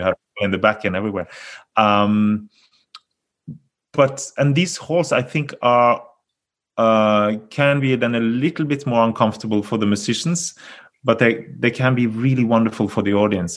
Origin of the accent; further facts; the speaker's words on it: Bergen, Vestland, Norway; my hometown here in Bergen